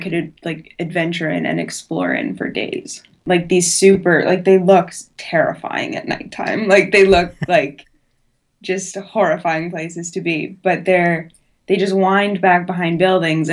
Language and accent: English; Edmonton, Alberta, Canada; moved away as an adult; now in Edinburgh, United Kingdom; we're both from Edmonton